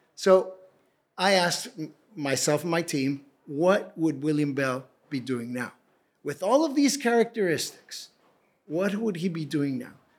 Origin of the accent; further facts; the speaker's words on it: Tijuana, Baja California, Mexico; also born or lived in Edinburgh; born and raised in Tijuana